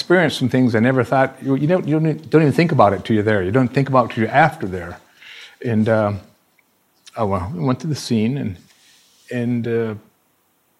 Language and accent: English; Wisconsin, United States; moved away as an adult; also born or lived in Alaska; now in Cambodia; I grew up in the Midwest, Wisconsin